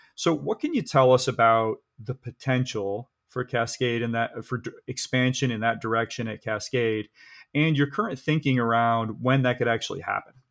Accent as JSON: {"language": "English", "region": "Michigan", "country": "United States", "tie": "born or raised there", "said": "I grew up skiing in Michigan"}